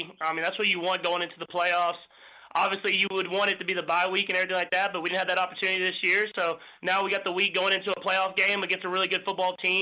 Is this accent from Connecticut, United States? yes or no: no; Texas, United States; moved away as an adult; now in Kansas City, United States; when I was in Texas growing up